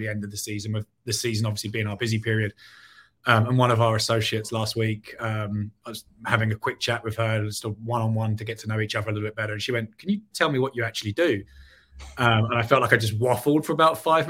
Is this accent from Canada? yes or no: no; England, United Kingdom; moved away as an adult; now in Chicago, United States; not from Chicago originally, was born and raised in England